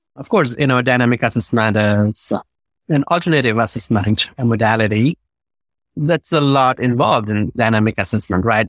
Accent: India; also born or lived in New York; now in Los Angeles, United States; I'm originally from India, a few years in New York, but I found home here in Los Angeles

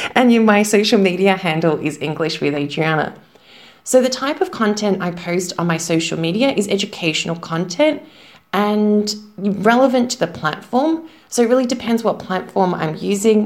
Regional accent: Melbourne, Victoria, Australia; moved away as an adult; now in Zagreb, Croatia; Now, I am from Australia, from Melbourne, but currently I am living in Zagreb, Croatia. I've been living here for about 10 years

